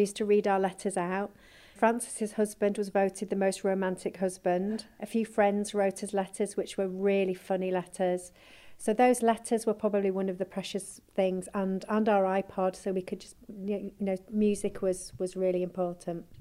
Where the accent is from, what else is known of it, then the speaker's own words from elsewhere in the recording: Yorkshire and the Humber, United Kingdom; we're four mums from Yorkshire